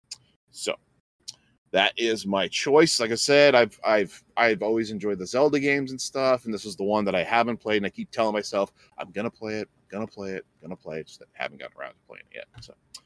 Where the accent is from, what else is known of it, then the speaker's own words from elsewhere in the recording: Alaska, United States; I'm from Alaska